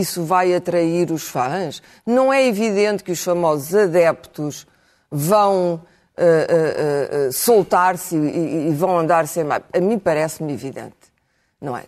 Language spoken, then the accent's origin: Portuguese; Portugal; eu me senti ofendida enquanto portuguesa